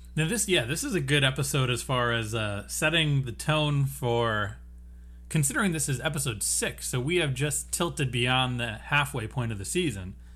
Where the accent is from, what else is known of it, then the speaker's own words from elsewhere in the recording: United States; we're from America